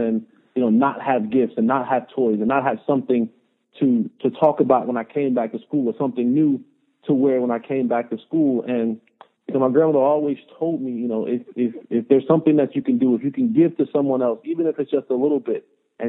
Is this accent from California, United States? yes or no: no; Roselle, New Jersey, United States; as someone who comes from a very poor background, I grew up in Roselle, New Jersey. I'm the middle of three boys, and we were raised by my grandmother. And my grandmother made less than $40,000 a year.